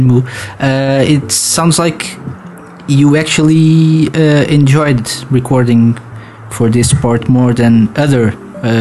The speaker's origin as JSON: {"language": "English", "country": "Portugal", "said": "I'm from Portugal"}